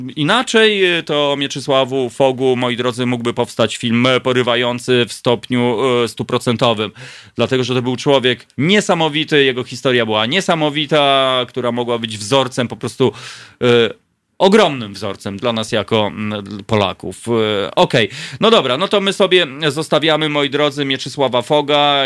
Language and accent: Polish; Warsaw, Masovian Voivodeship, Poland; urodziłem się na Grochowie